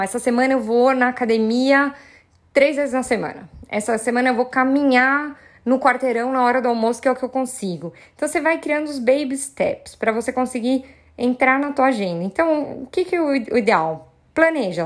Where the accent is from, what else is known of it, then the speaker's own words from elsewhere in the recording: São Paulo, Brazil; Sou paulistana